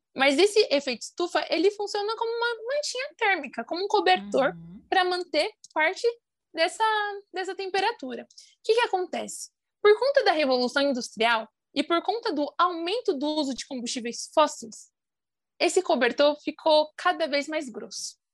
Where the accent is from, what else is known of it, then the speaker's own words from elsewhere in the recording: Brasilândia, São Paulo, Brazil; sou é, da periferia da Brasilândia